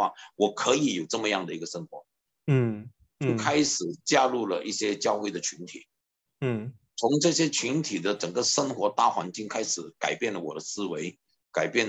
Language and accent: Chinese; Guangdong, China; 我们广东人讲胆三胆快啊，对不对？